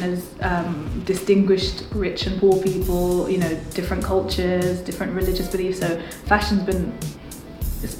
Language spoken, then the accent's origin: English; London, United Kingdom; growing up in London